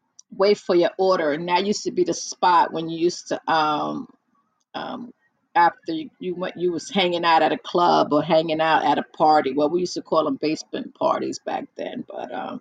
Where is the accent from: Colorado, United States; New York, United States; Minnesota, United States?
New York, United States; New York City; I was born and raised in the Bronx